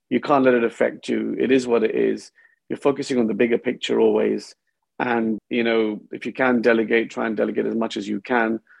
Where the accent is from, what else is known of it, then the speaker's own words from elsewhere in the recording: India; also born or lived in United Kingdom; Well, I grew up between um, India and UK. By the time I was 16, I went to about 10 different schools. So it was a little bit unsettling, different types of cultures.